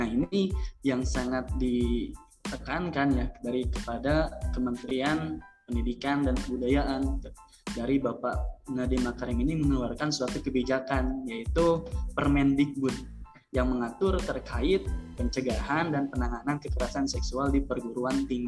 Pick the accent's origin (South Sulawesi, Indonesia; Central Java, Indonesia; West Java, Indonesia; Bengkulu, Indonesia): West Java, Indonesia; Jatinangor; Saya dari Aja, orang-orang bilang kayak gitu sih, asli Jatinangor katanya.